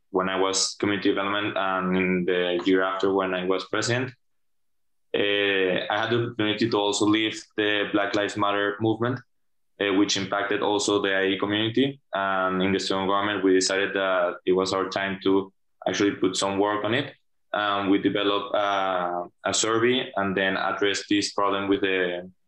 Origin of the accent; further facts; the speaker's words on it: Venezuela; moved away; I'm from Venezuela